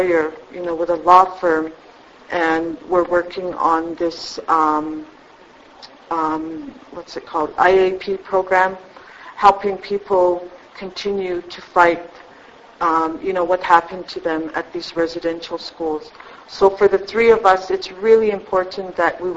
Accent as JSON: {"language": "English", "area": "Blood Reserve", "region": "Alberta", "country": "Canada", "tie": "born or raised there", "said": "I was born and raised on the Blood Reserve."}